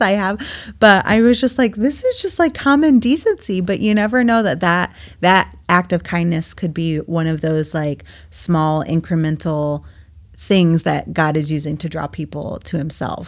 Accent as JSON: {"language": "English", "region": "New England", "country": "United States", "moved": "yes", "lives_now": "Midwest, United States", "said": "I'm originally from New England, and I was home a few weeks ago visiting my parents"}